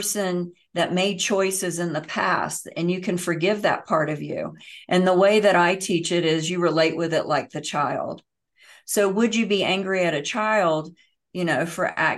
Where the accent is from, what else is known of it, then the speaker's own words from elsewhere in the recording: Bible Belt, the South, United States; I was raised in the South in the Bible Belt